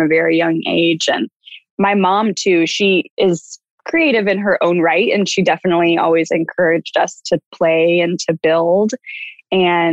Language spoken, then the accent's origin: English; Dallas, Texas, United States; moved away as an adult; also born or lived in Austin, Texas / Houston, Texas / Los Angeles, California; I grew up in Dallas